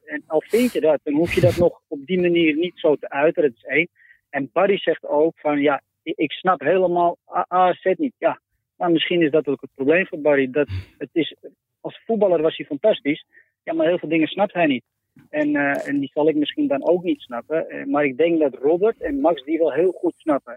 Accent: Amsterdam, North Holland, Netherlands; En ik ben Amsterdammer, dus bij Ajax ook

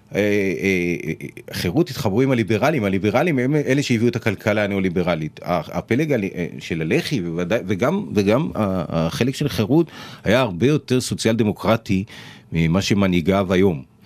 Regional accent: Givatayim, Tel Aviv District, Israel; בשכונת בורחוב בגבעתיים

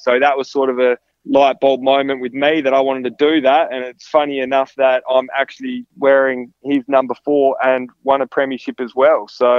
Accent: Kalgoorlie, Western Australia, Australia; now in Perth, Australia; I grew up in Kalgoorlie

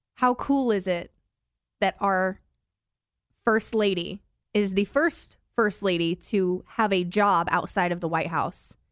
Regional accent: Decatur, United States; I have never left my hometown. I grew, I was born at D M H. I grew up here. I went to college here.

